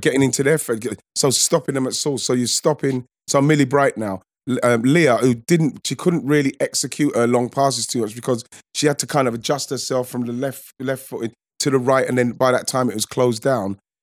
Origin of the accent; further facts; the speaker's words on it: England, United Kingdom; we're English